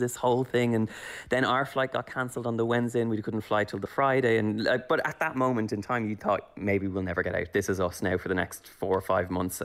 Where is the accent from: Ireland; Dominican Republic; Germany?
Ireland; moved away as an adult; also born or lived in Los Angeles; as an Irish person